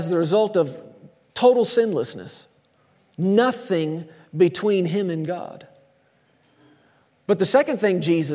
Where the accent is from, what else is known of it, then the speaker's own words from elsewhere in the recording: Texas, United States; I grew up in Texas.